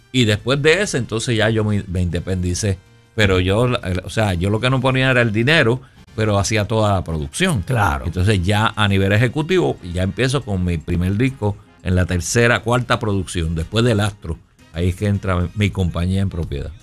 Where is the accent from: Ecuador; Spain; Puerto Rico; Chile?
Puerto Rico; moved away as an adult; also born or lived in New York; vengo de Puerto Rico, toco trompeta